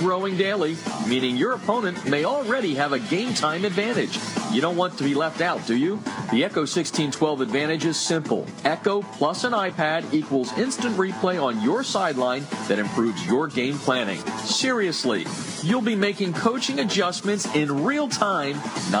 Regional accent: Pennsylvania, United States; also born or lived in New Jersey; we travel back to my hometown type of area.

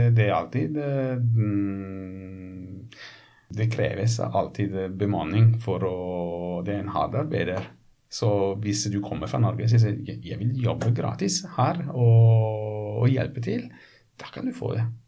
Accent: Ponza, Lazio, Italy; Norwegian is a second language; now in Norway; Jeg kommer fra en øy. Du vet at jeg kommer fra Ponsa

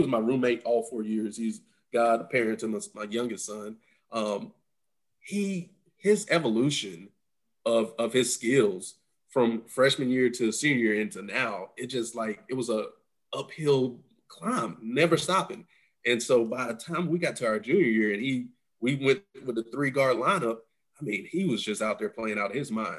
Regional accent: 15 minutes from Greensboro, North Carolina, United States; 15 minutes away from my hometown

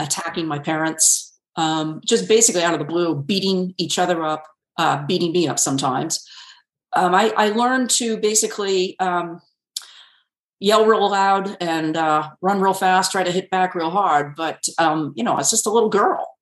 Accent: Connecticut, United States; moved away; I grew up completely in Connecticut. My okay. I was born and raised there.

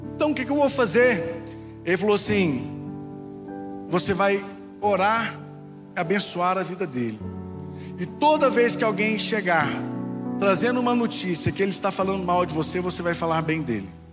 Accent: Goiás, Brazil; eu sou do Goiás, sou goiano

